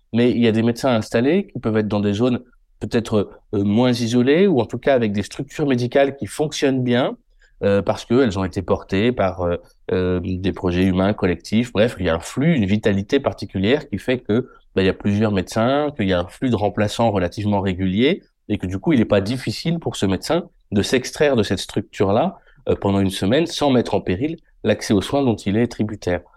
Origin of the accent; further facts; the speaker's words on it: Limoges, Nouvelle-Aquitaine, France; also born or lived in Paris; Je suis né à Limoges